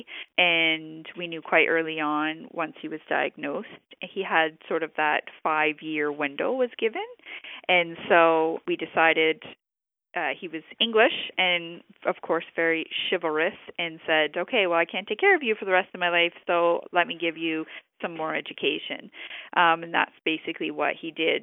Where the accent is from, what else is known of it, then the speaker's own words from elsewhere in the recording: New Brunswick, Canada; I'm from New Brunswick and this is how I grew up.